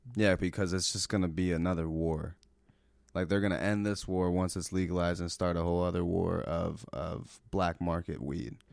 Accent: Cincinnati, Ohio, United States; I'm from Cincinnati, Ohio

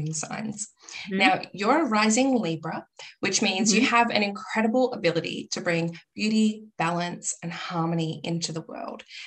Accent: Victoria, Australia; from my home state of Victoria, Australia

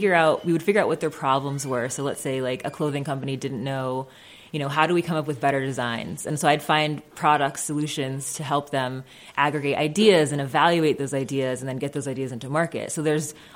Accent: Springfield, Massachusetts, United States; My parents moved here from Jamaica in their teens. And with like a, you know, a big family of Jamaican immigrants, basically, in Springfield, Massachusetts

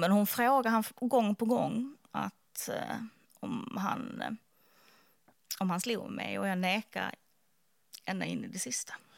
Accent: Skåne, Sweden; jag är från Skåne

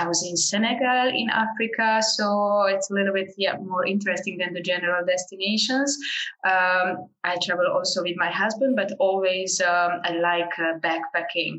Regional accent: Hungary; I'm from Hungary originally, and I work with Hungarian groups abroad

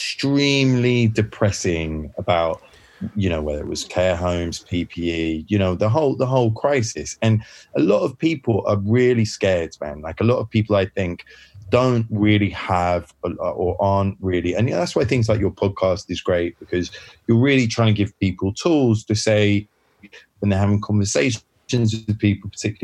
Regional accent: United Kingdom; I love being British. I love part of it.

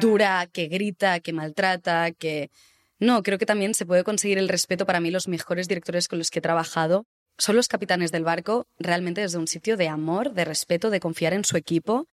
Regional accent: Barcelona, Catalonia, Spain; moved away as an adult; now in Madrid, Spain; soy actriz, soy de Barcelona, hace cinco años que me mudé a Madrid

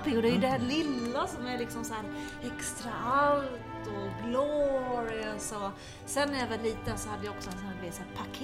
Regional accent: Finland; now in Sweden; Jag är ju från Finland som du vet och som mhm. också våra lyssnare vet. Och i Finland så firar ju vi lilla jul väldigt mycket.

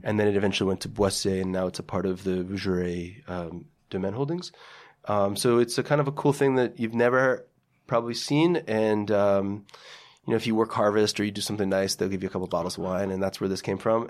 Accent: Parsippany, New Jersey, United States; I say Parsippany because most people don't know what Lake Hiawatha is

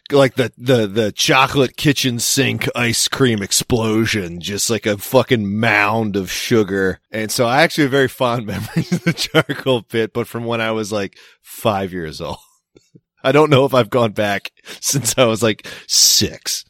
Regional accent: Maryland, United States; moved away as an adult; I was from Maryland.

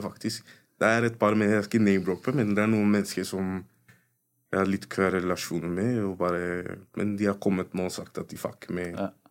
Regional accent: Oslo, Norway; folk som har kommet fra fuckings østkanten

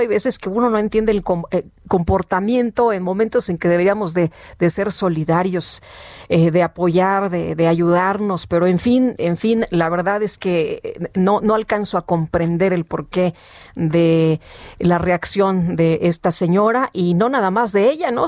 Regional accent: Mexico City, Mexico; Allá en mi pueblo, en Coajimalpa

